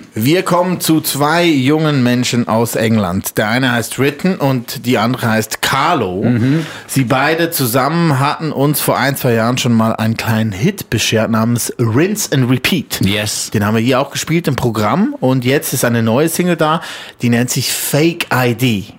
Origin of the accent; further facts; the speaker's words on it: Switzerland; Bei uns in der Schweiz